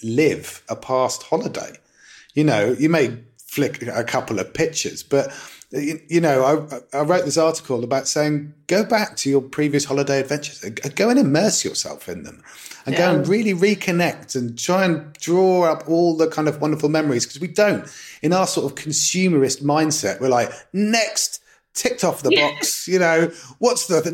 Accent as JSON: {"language": "English", "area": "East Anglia", "region": "East of England", "country": "United Kingdom", "tie": "born or raised there", "said": "I grew up in East Anglia, you know, which is basically the grain bowl of England."}